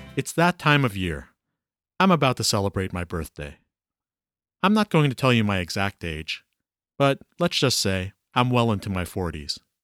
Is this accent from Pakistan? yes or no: no; Toronto, Ontario, Canada; I was born in Toronto in the seventies and raised and educated here. For most of my life, I lived in Scarborough, a suburb of Toronto